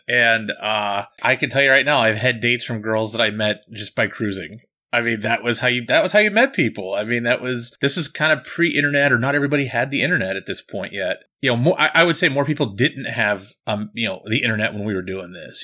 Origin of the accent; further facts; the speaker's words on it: Pittsburgh, Pennsylvania, United States; I grew up in Pittsburgh, and actually it's just north of Pittsburgh. Uh, it, I was about fifteen minutes north of Pittsburgh